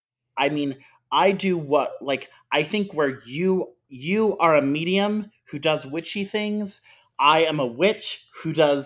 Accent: South Florida, United States; I grew up in South Florida.

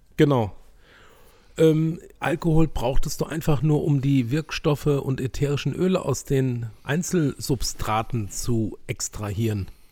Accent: Germany; wir als Deutsche

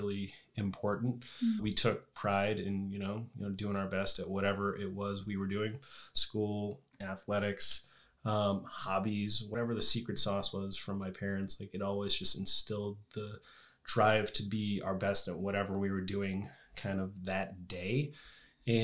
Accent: New Hampshire, United States; moved away; my brother and I, we grew up in New Hampshire.

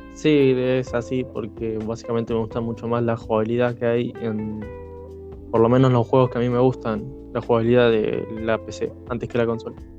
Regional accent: Rosario, Santa Fe, Argentina; de la ciudad de Rosario

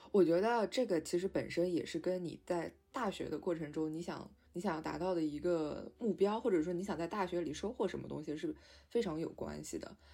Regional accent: Shanghai, China; 因为我是上海人嘛

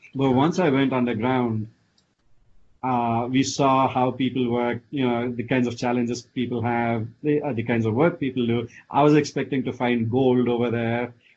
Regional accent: India; moved away as an adult; also born or lived in Austin, Texas / San Francisco Bay Area; now in United States; I grew up in India, uh, you know, studied in India all the way through my college, and then came here, you know, way back in 1998.

